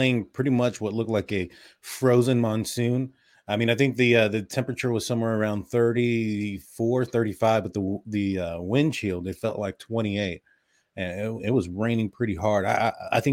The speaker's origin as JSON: {"language": "English", "region": "Texas", "country": "United States", "said": "I'm from Texas"}